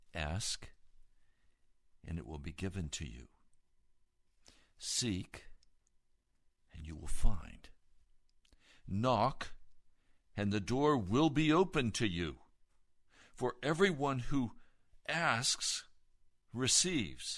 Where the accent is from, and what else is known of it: United States; also born or lived in Occoquan River, Virginia